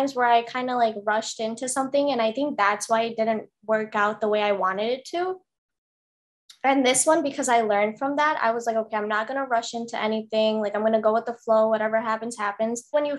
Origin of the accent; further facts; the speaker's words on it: Chicago, Illinois, United States; yeah, I'm from Chicago, yeah.